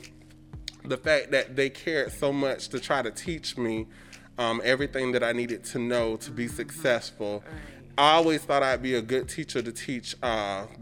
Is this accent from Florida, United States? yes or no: yes; Sarasota, Florida, United States; also born or lived in Tennessee; I was born in Tennessee, but my family is here. My dad's family is here, so my mother relocated to Sarasota a long time ago for me to even be here in elementary school